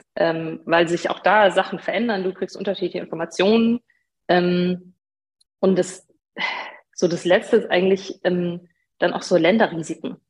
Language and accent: German; Regensburg, Bavaria, Germany; ich bin gebürtige Bayerin, ähm, komme eigentlich aus Regensburg